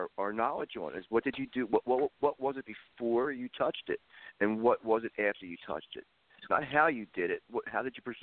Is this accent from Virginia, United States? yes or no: no; Philadelphia, Pennsylvania, United States; moved away; I'm from Philadelphia